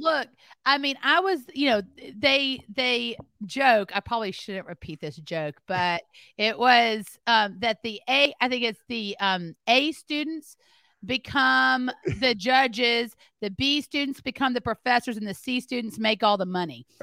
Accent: Memphis, Tennessee, United States; also born or lived in Greenwood, Mississippi; I was born in Greenwood, Mississippi, and raised in Memphis, Tennessee

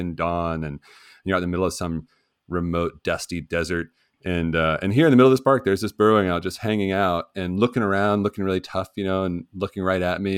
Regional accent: West Virginia, United States; my home state of West Virginia

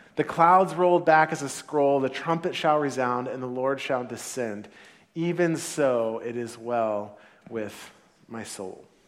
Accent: Santa Clara, California, United States; first language English; I was born in the United States of America. I was born in Santa Clara, actually, in, in California

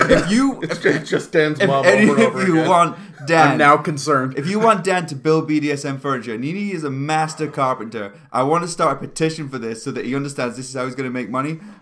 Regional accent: United Kingdom; now in Vancouver, Canada; I'm the British one in Vancouver.

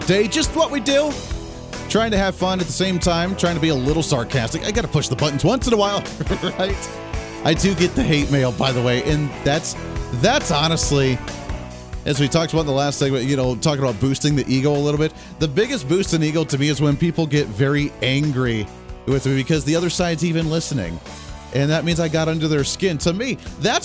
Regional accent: Kansas, United States; My home state of Kansas

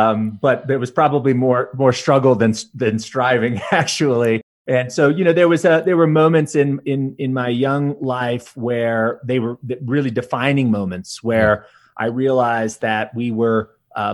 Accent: California, United States; I was raised in Southern California and raised by a single mother.

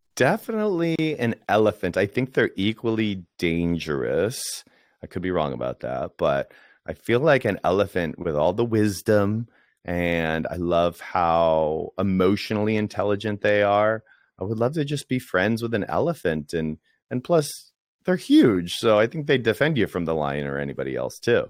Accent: Washington, District of Columbia, United States; moved away; I grew up in Washington, D C

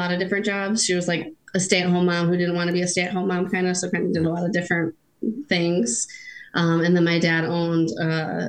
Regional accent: Plainwell, Michigan, United States; also born or lived in North Carolina; now in Mattawan, United States; I was born in Plainwall. My husband was too.

